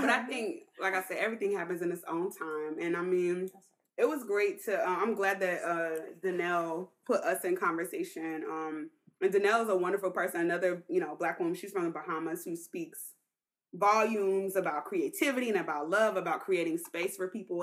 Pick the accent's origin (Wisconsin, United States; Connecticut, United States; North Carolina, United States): North Carolina, United States; Durham; moved away; also born or lived in Indianapolis, Indiana; I grew up in Durham, North Carolina